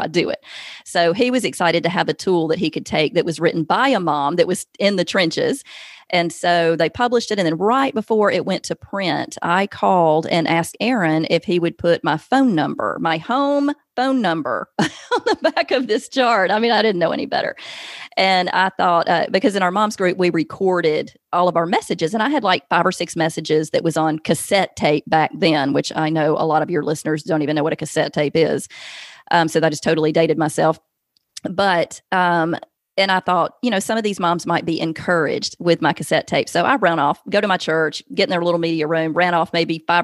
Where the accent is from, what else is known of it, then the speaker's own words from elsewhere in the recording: the South, United States; accent: Southern; now in Alabama, United States; I can't hide Southern. Obviously, I'm from the South.